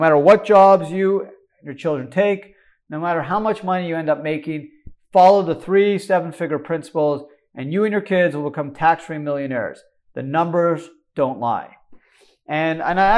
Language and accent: English; Canada; moved away; I grew up in Canada